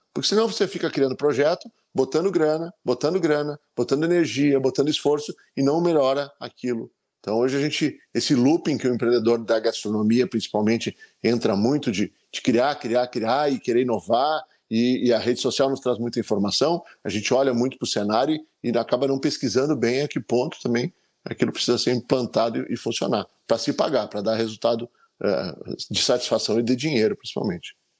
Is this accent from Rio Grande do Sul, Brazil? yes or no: yes; Gramado, Rio Grande do Sul, Brazil; voltar para minha terra natal